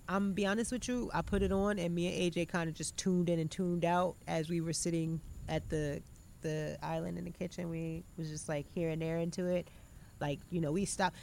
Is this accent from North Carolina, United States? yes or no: yes; North Carolina, United States; I'm from North Carolina